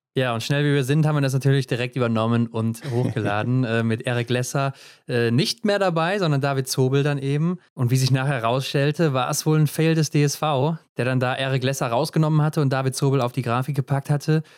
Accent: Germany; wir als Deutsche

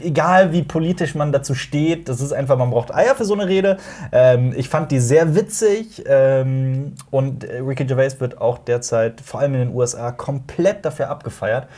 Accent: Koblenz, Rhineland-Palatinate, Germany; Koblenz, wo ich herkomme

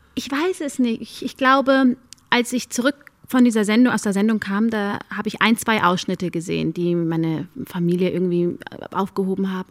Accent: Germany; Ich sehe mich zu 100 als Deutsche. Nur weil ich nur dunkle Haut habe, macht mich das aber nicht zu weniger Deutsch. Ich bin hier aufgewachsen, ich bin hier zur Schule gegangen

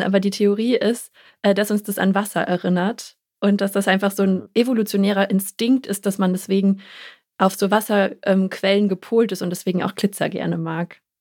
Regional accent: Germany; bei uns in Deutschland

